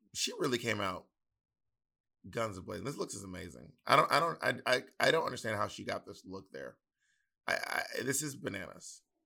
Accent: the South, United States; accent: Southern; my Southern accent

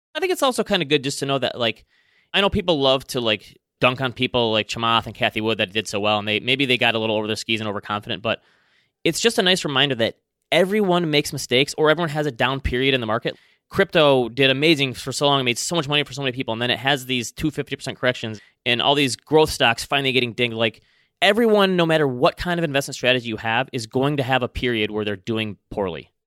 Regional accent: Traverse City, Michigan, United States; hometown of Traverse City, Michigan

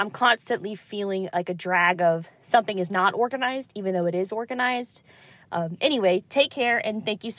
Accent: Kansas, United States; now in Georgia, United States; I am living in Georgia, but I'm originally from Kansas.

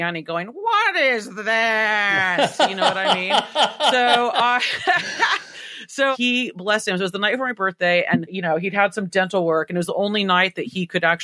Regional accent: United States; I'm so American

